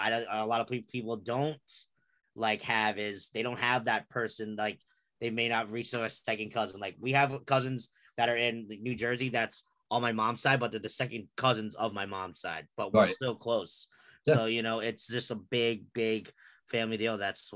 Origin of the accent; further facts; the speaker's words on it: Philippines; I think that's one of the things that I love about being a Filipino